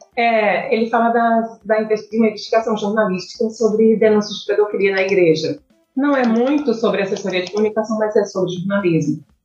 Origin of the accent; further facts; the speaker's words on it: Currais Novos, Rio Grande do Norte, Brazil; Eu sou de, de Corrais Novos